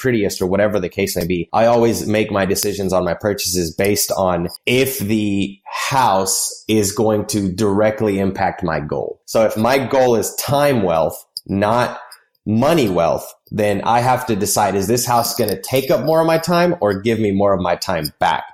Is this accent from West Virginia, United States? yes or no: no; Nashville, Tennessee, United States; I grew up in Nashville